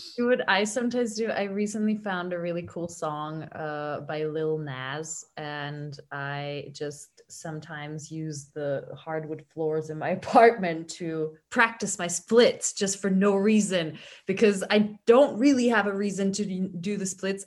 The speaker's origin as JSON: {"language": "English", "country": "Hungary", "moved": "yes", "lives_now": "Vienna, Austria", "said": "my home country is Hungary"}